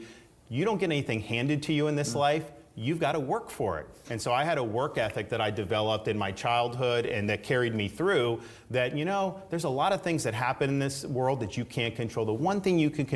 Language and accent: English; Tampa, Florida, United States; I was born in Florida and grew up in the Tampa Bay area